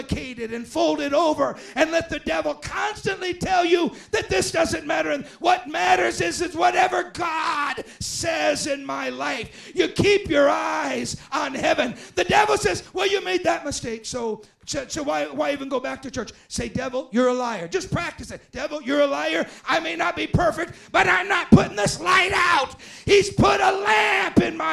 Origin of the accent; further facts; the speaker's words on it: United States; I'm an American in China